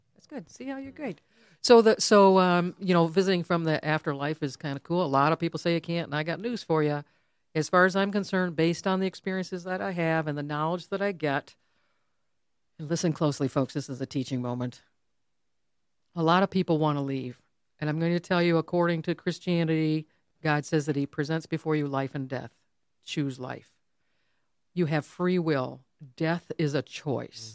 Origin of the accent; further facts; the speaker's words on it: Farmington Hills, Michigan, United States; that we grew up in the same town.